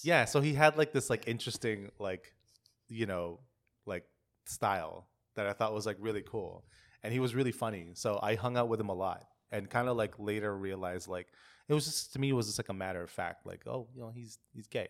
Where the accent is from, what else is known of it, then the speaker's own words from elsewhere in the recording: Philippines; moved away; when I was growing up in the Philippines.